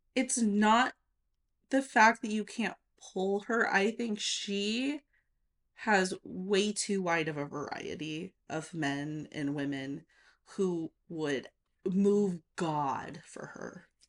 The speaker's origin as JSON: {"language": "English", "region": "Nevada", "country": "United States", "tie": "born or raised there", "said": "I grew up in Nevada"}